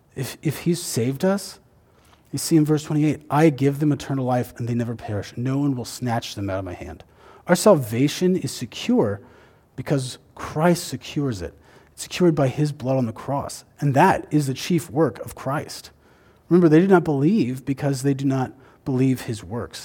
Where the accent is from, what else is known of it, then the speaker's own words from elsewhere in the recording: Indiana, United States; I grew up in Indiana